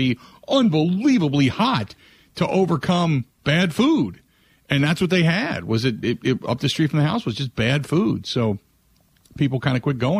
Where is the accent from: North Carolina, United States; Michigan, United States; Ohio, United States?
Ohio, United States; Cincinnati; now in Madison, United States; they're on every street corner in Cincinnati where I grew up. So I grew up on White Castles